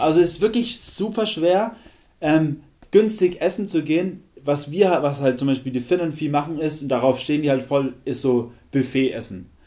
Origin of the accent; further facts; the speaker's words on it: Germany; bei uns in Deutschland